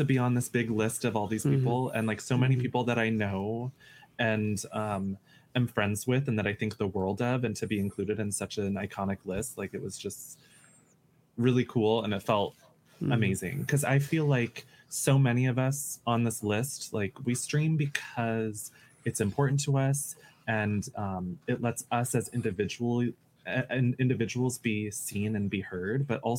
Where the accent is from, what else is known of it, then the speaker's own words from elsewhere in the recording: United States; I'm American and I won't apologize.